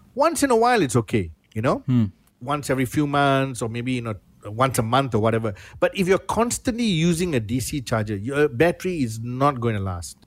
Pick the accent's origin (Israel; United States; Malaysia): Malaysia; I'm Malaysian.